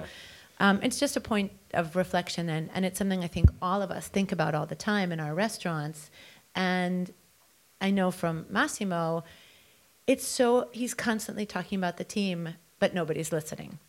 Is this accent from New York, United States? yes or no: yes; New York, United States; growing up as a New Yorker